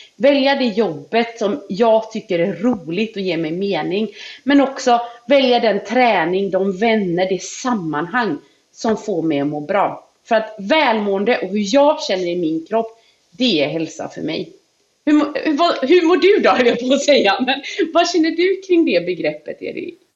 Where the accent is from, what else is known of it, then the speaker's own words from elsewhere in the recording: Gullholmen, Västra Götaland, Sweden; jag kommer ju från Gullholmen liksom. Där var det, vad ska man säga, det riktigt biter tag i en på vårkanten. Japp. Tänk dig, du vet när jag växte upp, vi hade inte rinnande vatten